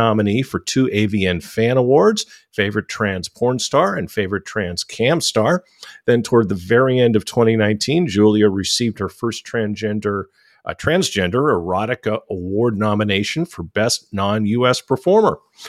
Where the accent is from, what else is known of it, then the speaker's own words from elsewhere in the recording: San Francisco, California, United States; I'm from San Francisco. I know about Pride parades.